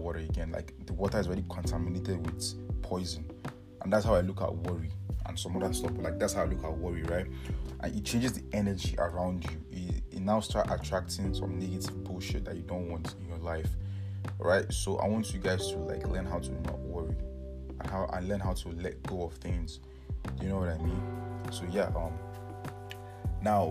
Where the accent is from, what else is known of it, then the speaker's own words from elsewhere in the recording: Nigeria; now in Canada; I'm from Nigeria, but right now, currently, I'm studying in Canada